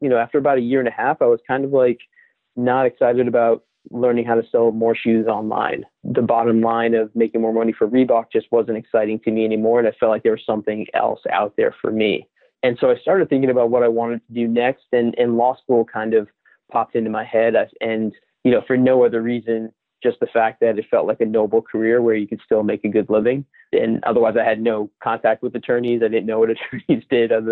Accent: Boston, Massachusetts, United States; born and raised in Boston

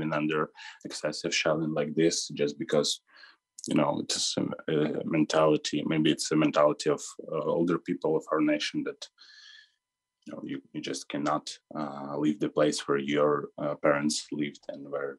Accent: Kharkiv, Kharkiv Oblast, Ukraine; now in Lviv, Ukraine; I'm originally from Kharkiv, and my family lived there for all of this time

